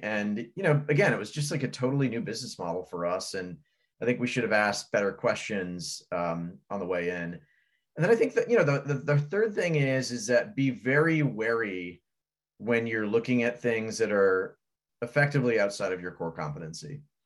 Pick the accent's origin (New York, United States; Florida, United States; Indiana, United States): Indiana, United States; Fort Wayne; born in the thriving metropolis of Fort Wayne, Indiana. Uh, I was born and raised there